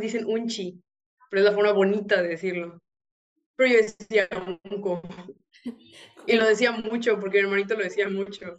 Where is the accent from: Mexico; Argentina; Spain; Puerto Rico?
Mexico; Yucatán; yo soy de México, del estado de Yucatán.